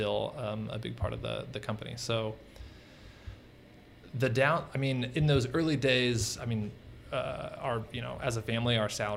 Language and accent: English; East Tennessee, United States; also born or lived in San Francisco; now in Atlanta, United States; I'm from East Tennessee.